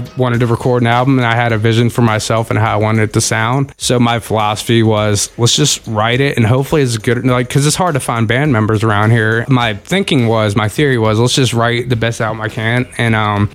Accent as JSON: {"language": "English", "town": "Front Royal", "region": "Virginia", "country": "United States", "tie": "born or raised there", "also_born_or_lived": "Manassas, Virginia", "lives_now": "Woodstock, United States", "said": "Moved there when I was 5 to Front Royal, and that's where I grew up"}